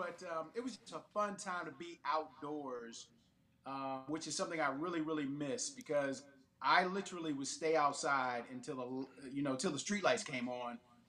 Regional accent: Washington, District of Columbia, United States; Native Washingtonian. Was born

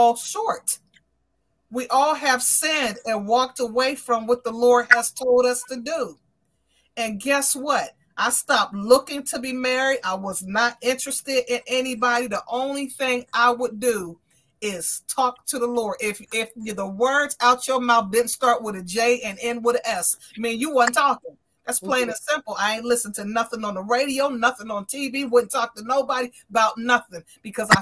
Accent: Aliquippa, Pennsylvania, United States; now in Williamsport, United States; I am from the city of Aliquippa, Pennsylvania. That's my hometown.

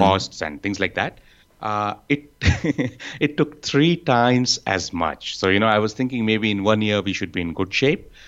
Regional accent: Bengaluru, Karnataka, India; I'm from Bengaluru in India.

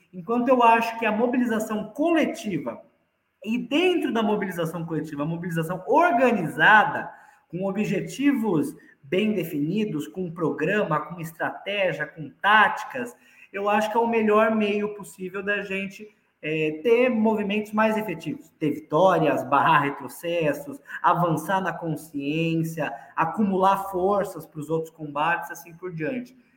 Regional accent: São Paulo, Brazil; moved away as an adult; now in Franca, Brazil; eu nasci em São Paulo. É, eu comecei a minha militância política na cidade de São Paulo, me mudei para cá para fazer faculdade em Franca

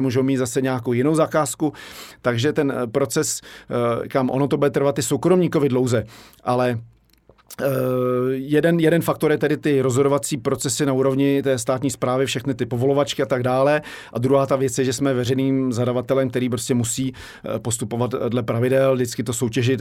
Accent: Prague, Czechia; also born or lived in Benešov; jsem tady vyrostl

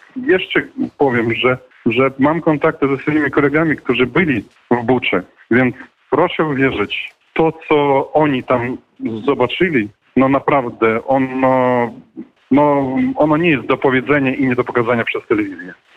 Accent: Ukraine; my z Ukrainy

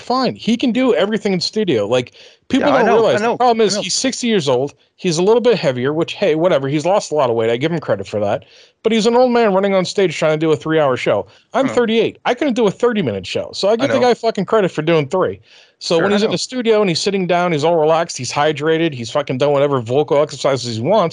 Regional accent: Boston, Massachusetts, United States; also born or lived in New Jersey; I was born in Jersey, raised in Boston.

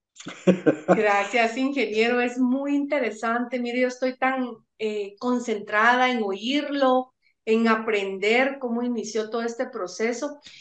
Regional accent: Guatemala; como guatemalteco, como profesional

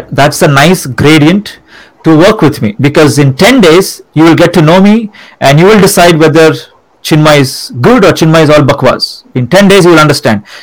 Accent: India; born or raised there; moved away

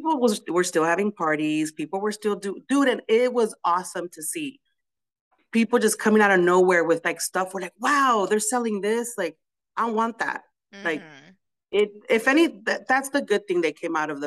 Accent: United States; I was born here

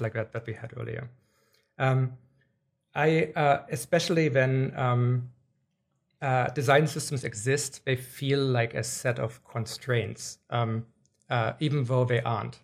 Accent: Germany; moved away; I grew up in Germany

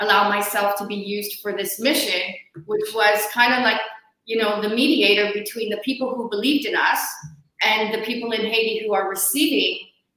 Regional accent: Canada; moved away; also born or lived in Australia

